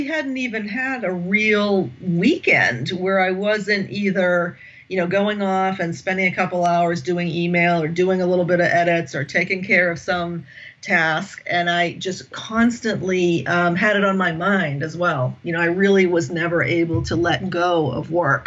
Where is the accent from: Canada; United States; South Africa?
United States; accent: American; moved away as an adult; now in France; I'm American, as you can tell from my accent. I've been living in France since 2009